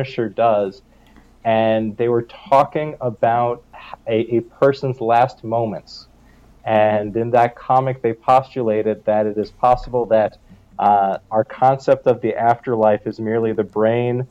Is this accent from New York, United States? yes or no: yes; New York City, New York, United States; I grew up in Manhattan, and I grew up with a single mom